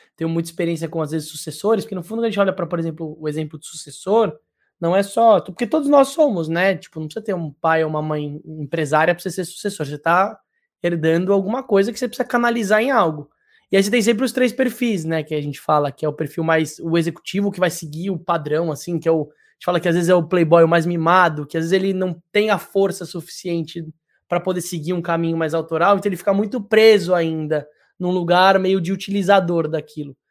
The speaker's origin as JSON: {"language": "Portuguese", "region": "São Paulo", "country": "Brazil", "tie": "born or raised there", "moved": "as an adult", "lives_now": "Ilhabela, Brazil", "said": "Eu sou paulistano, né? Eu nasci em Perdizes"}